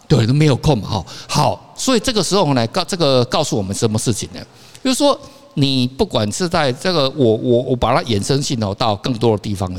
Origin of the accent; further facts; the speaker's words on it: Kaohsiung, Taiwan; now in Taipei, Taiwan; 我老家在高雄嘛